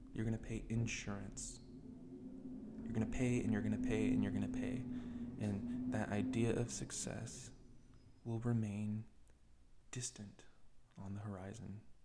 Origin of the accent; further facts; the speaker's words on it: United States; being young, being American